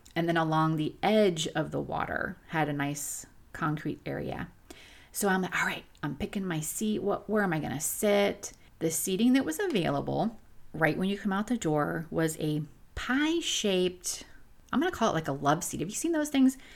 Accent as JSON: {"language": "English", "region": "Florida", "country": "United States", "said": "I come from Florida. I live on a, a half acre on a lake"}